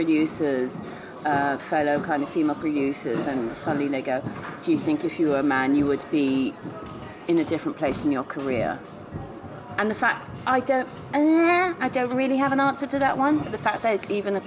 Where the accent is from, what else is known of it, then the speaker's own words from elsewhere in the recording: Israel; moved away as an adult; also born or lived in England; now in London, United Kingdom; then we moved to Israel. So I was there from the age of 6 till 22